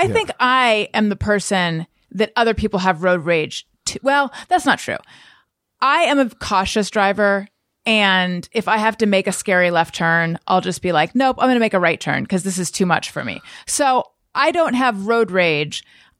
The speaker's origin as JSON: {"language": "English", "area": "Orange County", "region": "California", "country": "United States", "tie": "born or raised there", "also_born_or_lived": "Oakland / New York", "said": "I moved back to Costa Mesa. I grew up in Orange County. Mm-hmm. But I did live in New York for years. So don't think I'm just an Orange County person. Okay. And I was born in Oakland."}